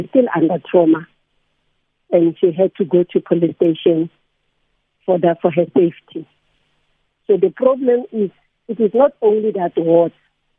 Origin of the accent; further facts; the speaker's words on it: Soweto, Gauteng, South Africa; Okay, I'm from Ward 29, that is Deepkill Zone 3, North Reserve, 21, Pennyville Phase 3 in Orlando.